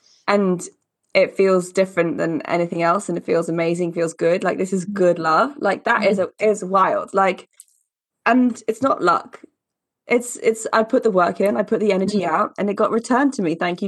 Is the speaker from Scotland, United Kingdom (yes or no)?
yes; Glasgow, Scotland, United Kingdom; I'm from Glasgow.